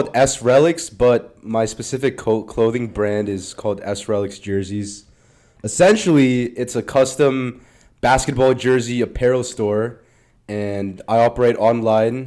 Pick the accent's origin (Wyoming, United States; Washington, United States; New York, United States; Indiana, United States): Washington, United States; Seattle; born or raised there; also born or lived in San Francisco, California